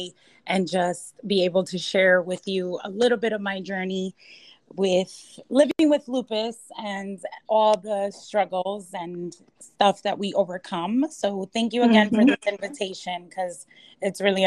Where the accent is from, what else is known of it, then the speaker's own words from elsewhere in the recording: Edgewater, New Jersey, United States; moved away as an adult; also born or lived in Manhattan, New York; now in Miami, United States; I was raised in Edgewater, New Jersey